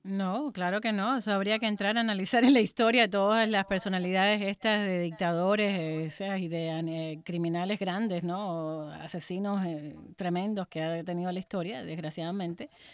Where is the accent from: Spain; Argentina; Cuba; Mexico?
Cuba; moved away as an adult; yo nací y me crié en Cuba, salí a los 29 años